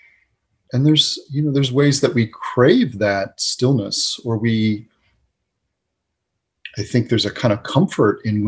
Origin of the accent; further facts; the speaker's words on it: New England, United States; moved away; growing up in New England